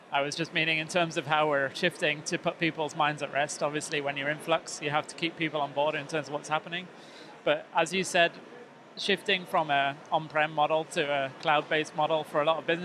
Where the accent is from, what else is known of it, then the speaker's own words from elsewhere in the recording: North West England, United Kingdom; I'm from the northwest.